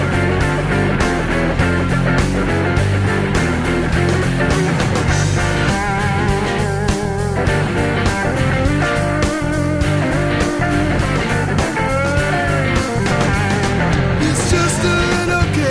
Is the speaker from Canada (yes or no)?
yes; Quebec, Canada; accent: Quebec; my Quebec accent